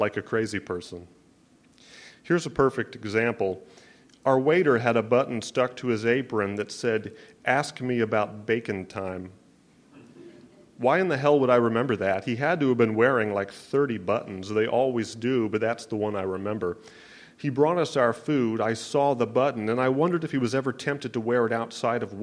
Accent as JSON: {"language": "English", "town": "Omaha", "region": "Nebraska", "country": "United States", "said": "Speaking of Omaha, that's where I'm from. I'm from the Midwest."}